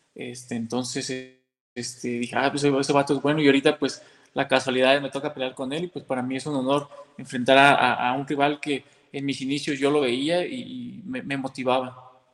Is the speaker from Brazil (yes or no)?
no; Mexico; yo como mexicano